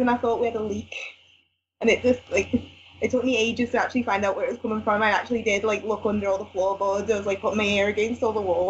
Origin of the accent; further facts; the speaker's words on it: Liverpool, North West England, United Kingdom; We're from Liverpool